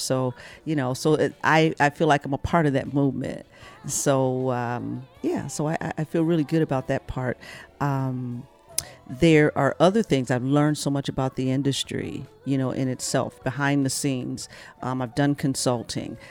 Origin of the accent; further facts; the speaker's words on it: Flint, Michigan, United States; I come from Flint, Michigan